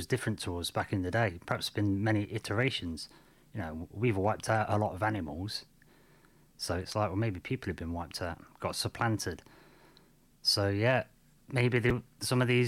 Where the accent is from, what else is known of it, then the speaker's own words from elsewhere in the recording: United Kingdom; I'm from Britain.